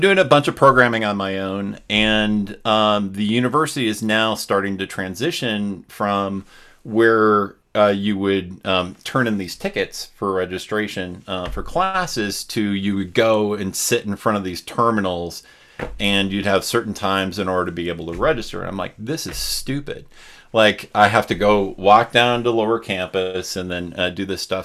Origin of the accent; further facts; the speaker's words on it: Wisconsin, United States; I grew up in Wisconsin